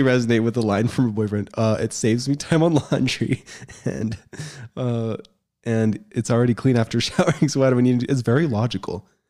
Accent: United States; moved away; also born or lived in Utah; I grew up in Colorado and Utah

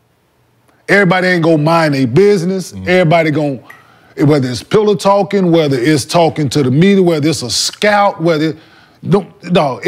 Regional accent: the South, United States; I'm from the South

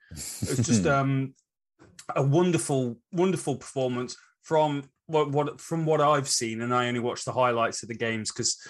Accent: England, United Kingdom; now in New Zealand; As an English cricket fan that lives down in New Zealand, I really loved this competition

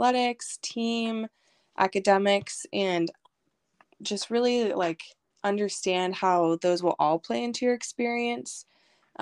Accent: Silverton, Oregon, United States; moved away as an adult; also born or lived in Boise, Idaho / Hawaii; now in Baltimore, United States; I grew up in Silverton, Oregon.

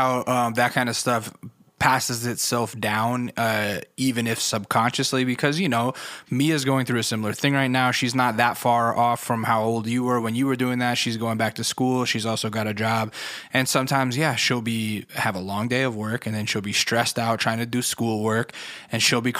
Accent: Alaska, United States; I grew up in Alaska on an Air Force base. There was nothing to do except bowling on Saturday mornings.

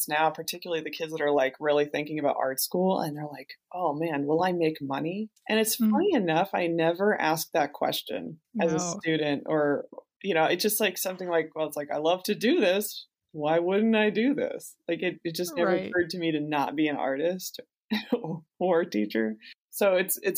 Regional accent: New Jersey, United States; I grew up in New Jersey

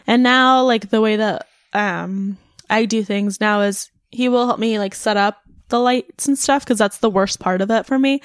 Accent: North Bay, California, United States; moved away; where my family's from in the North Bay. I would like to move back up north

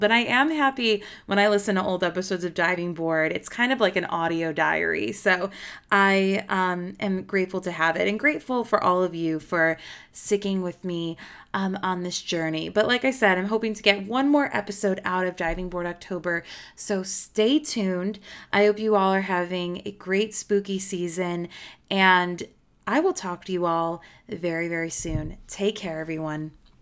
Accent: Chicago, Illinois, United States; I'm from Chicago. I know about corrupt police

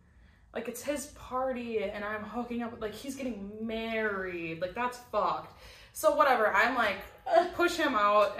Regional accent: New York, United States; I said, I'm a stripper from New York, I've never I have never met this girl in my life.

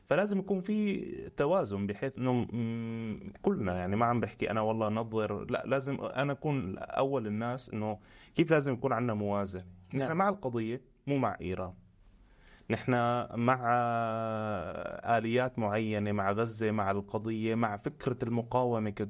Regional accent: Syria; نحن اليوم كسوريين كنخب سوريه كثوار سوريين

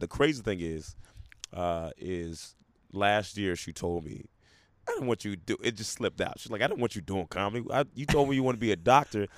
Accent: Memphis, Tennessee, United States; also born or lived in Portland, Oregon; I was raised most of my adolescence in Memphis, Tennessee

